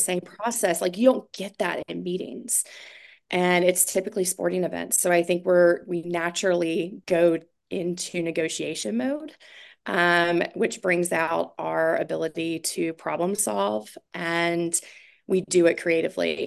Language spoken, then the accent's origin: English; Durham, North Carolina, United States; moved away as an adult; now in Fort Smith, United States; And then I moved to Durham and started their sports commission and ran it for three years in my hometown.